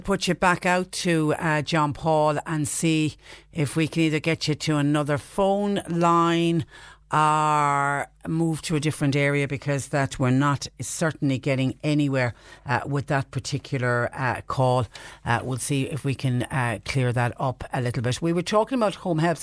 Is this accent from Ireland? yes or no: yes; Ireland